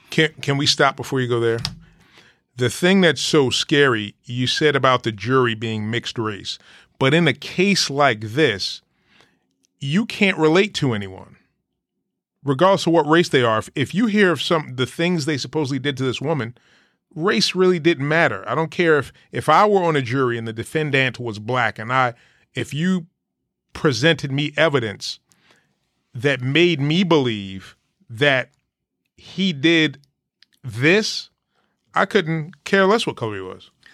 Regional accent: Jersey City, New Jersey, United States; I grew up in Jersey City, New Jersey

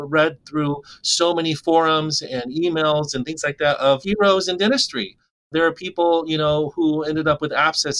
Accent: rural Alaska, United States; I was 24 when I was able to practice and start my own dentistry clinic in my hometown

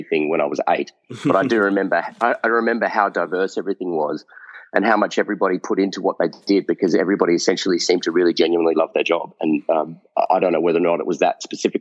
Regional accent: Australia; growing up in Australia

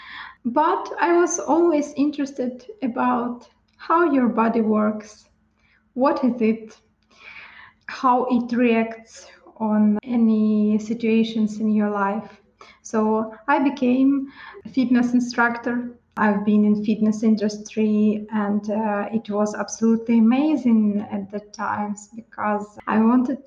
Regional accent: Ukraine; moved away as an adult; I'm Ukrainian. I was born in Ukraine in average family, father, mother, and younger sister.

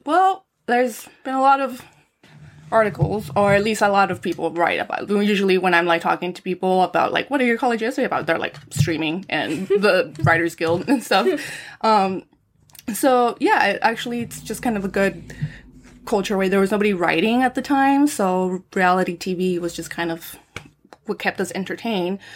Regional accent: San Fernando Valley, California, United States; moved away; I'm from the Valley and I'm a girl

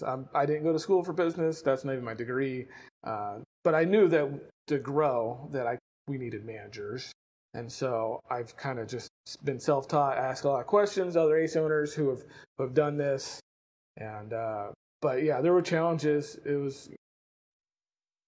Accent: Smith Center, Kansas, United States; moved away as an adult; also born or lived in Chicago / Iowa; now in York, United States; I grew up in Smith Center, Kansas, which is south of Red Cloud

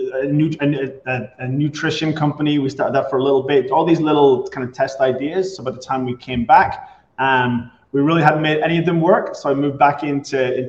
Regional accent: Ireland; moved away as an adult; also born or lived in Boston; now in Tampa, United States; I'm originally from Ireland, grew up there, came to the US almost 20 years ago

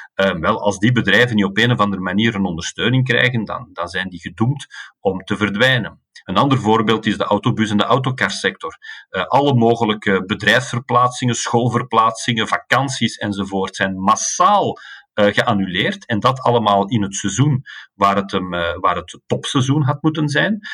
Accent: Antwerp, Flanders, Belgium; als Antwerpenaar

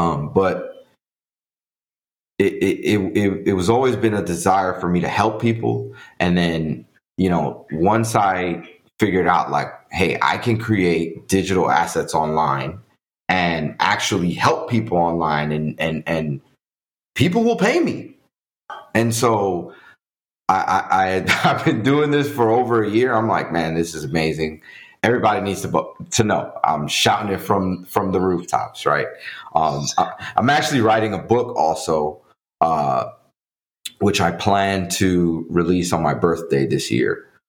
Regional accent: New York City, New York, United States; English is a second language; also born or lived in Dominican Republic; Yeah. So I'm originally from the Dominican Republic. My parents brought me to New York City as a child. And so I grew up in the Bronx, in the jungle of New York City.

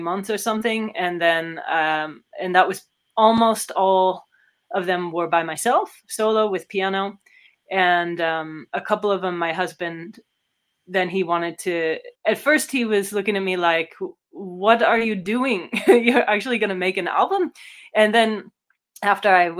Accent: California, United States; moved away as an adult; also born or lived in San Diego / Netherlands; now in Germany; I grew up in California

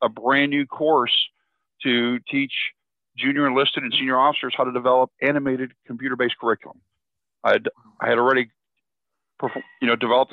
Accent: outside of Chicago, then southwestern Michigan, Midwest, United States; I grew up in the Midwest, outside of Chicago, then southwestern Michigan.

